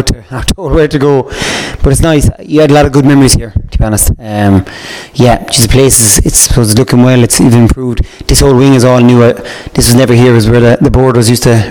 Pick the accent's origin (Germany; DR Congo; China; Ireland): Ireland; Ballyduff Upper, Munster; growing up, I come from Ballyduff Upper, so it's about a village